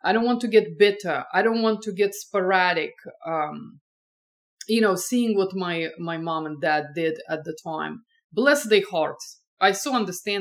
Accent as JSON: {"language": "English", "country": "Estonia", "tie": "born or raised there", "also_born_or_lived": "France / England / Boston", "moved": "as an adult", "lives_now": "California, United States", "said": "I grew up in Estonia"}